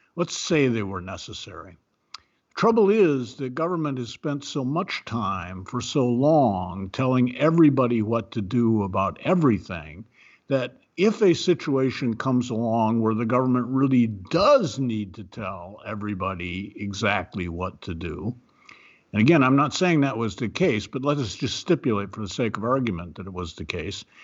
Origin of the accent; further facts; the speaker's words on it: Ohio, United States; moved away; I'm from Ohio. I believe in Ohio. I am an Ohioan in my heart. It's been many years since I've lived there